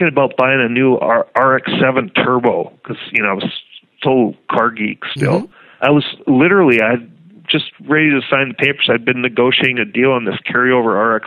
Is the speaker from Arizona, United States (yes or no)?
no; northern Red River Valley, North Dakota, United States; born or raised there